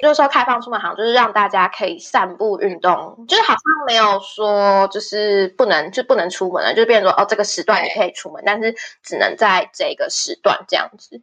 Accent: Taiwan; moved away as an adult; now in Spain; 就是身为台湾人，谁会知道啊？

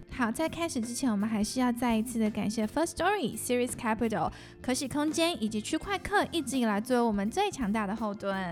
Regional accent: Singapore; moved away; 我在新加坡长大

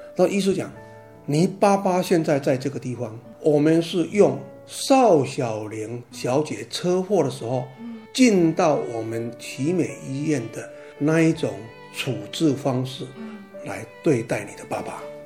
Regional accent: Taiwan; 我们台湾话有一句话这样讲

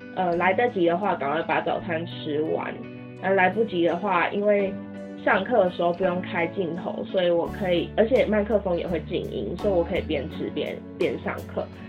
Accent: Taiwan; 身为台湾人

